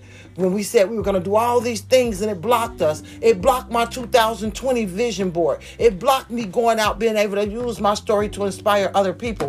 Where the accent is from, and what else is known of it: United States